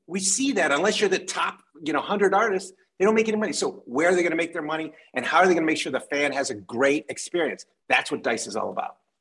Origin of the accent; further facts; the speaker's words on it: Detroit, Michigan, United States; I'm from Detroit